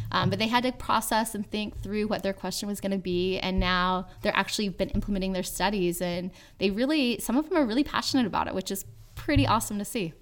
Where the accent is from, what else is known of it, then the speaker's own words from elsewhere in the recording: Yuba City, California, United States; my hometown of Yuba City, California